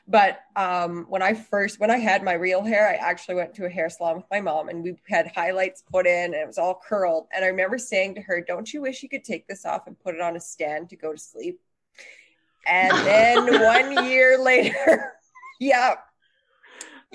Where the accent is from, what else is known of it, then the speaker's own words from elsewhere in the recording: Canada; I'm Canadian